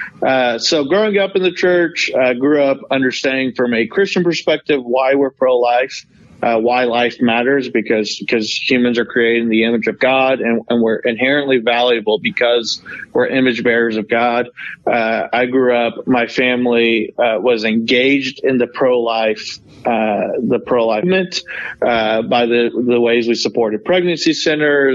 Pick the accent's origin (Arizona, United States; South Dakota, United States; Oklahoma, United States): Oklahoma, United States; Norman; also born or lived in South Korea; I grew up in Oklahoma, Norman, Oklahoma.